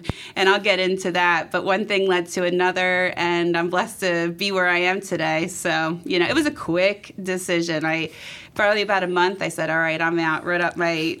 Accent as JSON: {"language": "English", "town": "Philadelphia", "region": "Pennsylvania", "country": "United States", "tie": "born or raised there", "said": "I grew up in Philly, and I'm out in the suburbs right now. But I've traveled, and I just love Philly as my home base."}